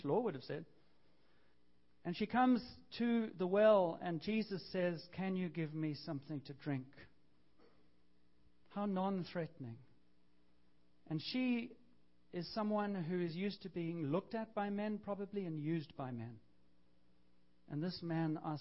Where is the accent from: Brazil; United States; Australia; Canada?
Canada; we're Canadian, I am, but I'm still a half-breed